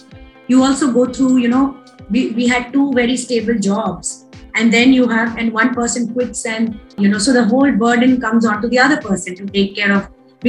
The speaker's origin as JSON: {"language": "English", "region": "West Bengal", "country": "India", "said": "So I am from Bengal. I'm a Bengali, but my husband's from Punjab."}